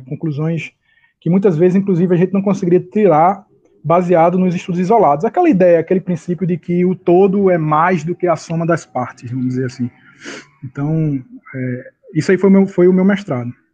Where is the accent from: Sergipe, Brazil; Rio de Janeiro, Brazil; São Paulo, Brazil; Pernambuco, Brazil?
Pernambuco, Brazil; Recife; eu estou aqui em Recife, eu sou de Recife, eu já estou me estabelecendo em Recife, minha família e tudo mais